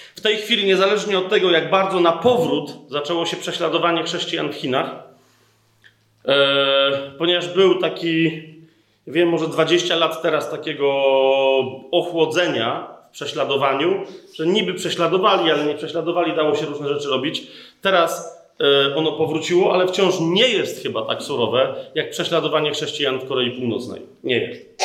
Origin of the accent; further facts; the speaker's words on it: Poland; my jako Polacy